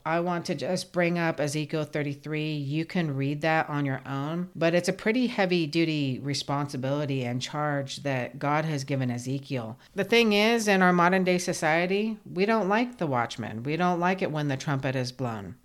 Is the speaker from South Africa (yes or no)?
no; United States; We, as the American public